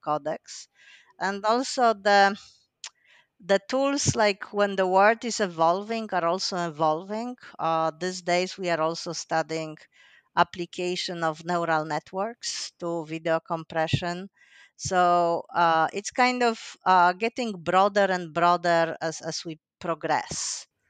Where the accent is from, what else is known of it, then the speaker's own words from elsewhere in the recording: Poland; moved away as an adult; also born or lived in Finland; I'm originally from Poland